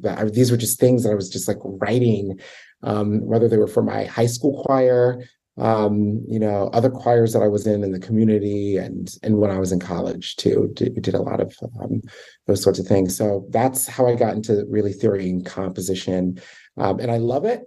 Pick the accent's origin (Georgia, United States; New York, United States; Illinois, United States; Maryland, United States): Maryland, United States; Baltimore; I grew up in Baltimore